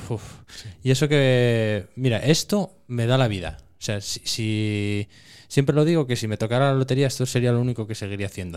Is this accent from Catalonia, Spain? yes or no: no; Cerredo, Asturias, Spain; yo soy de Cerredo, que es un pueblo pequeño y tal, nosotros matábamos antes en casa siempre